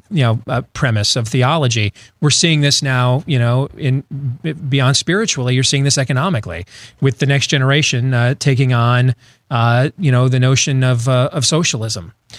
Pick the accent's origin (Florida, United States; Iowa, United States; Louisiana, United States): Iowa, United States; my home state of Iowa